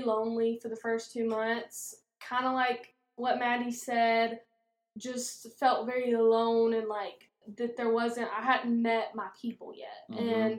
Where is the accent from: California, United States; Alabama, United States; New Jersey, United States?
Alabama, United States; Scottsboro; I'm from Scottsboro, Alabama. I am 22 years old